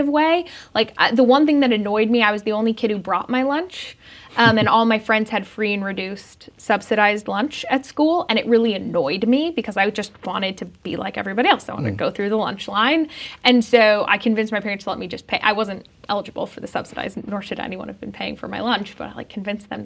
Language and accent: English; Denver, Colorado, United States; I grew up in Denver